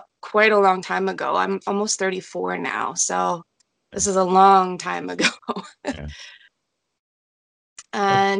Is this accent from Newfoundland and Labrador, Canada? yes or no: no; Toronto, Ontario, Canada; So I'm from Ontario, Canada, Toronto area.